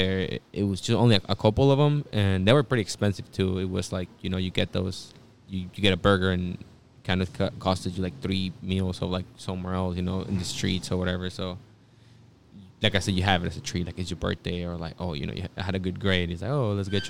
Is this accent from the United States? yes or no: yes; Lincoln Heights, California, United States; Also, full disclosure, I'm not from El Sereno either. I'm from Lincoln Heights. I get down with El Sereno, though.